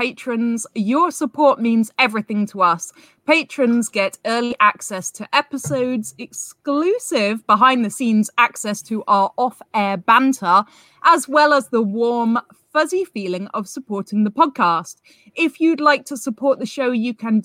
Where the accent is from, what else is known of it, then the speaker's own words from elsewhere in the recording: United Kingdom; We're both British.